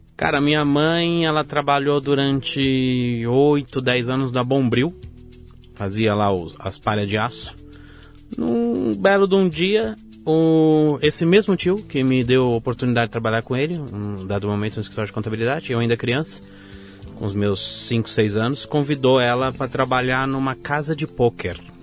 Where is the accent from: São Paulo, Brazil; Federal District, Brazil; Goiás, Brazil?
São Paulo, Brazil; São Bernardo do Campo; also born or lived in Vila Prudente, São Paulo; Eu nasci na Vila Prudente, São Paulo, e sou criado desde os meus dois anos de idade em São Bernardo do Campo